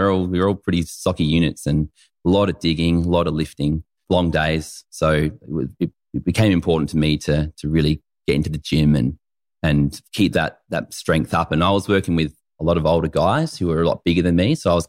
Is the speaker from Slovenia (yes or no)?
no; Renmark, South Australia, Australia; I grew up in Renmark. I was born there, and it was just a really cool childhood.